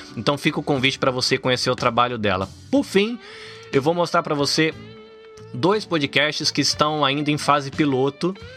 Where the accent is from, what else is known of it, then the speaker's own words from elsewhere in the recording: Salvador, Bahia, Brazil; now in Japan; eu nasci em Salvador, na Bahia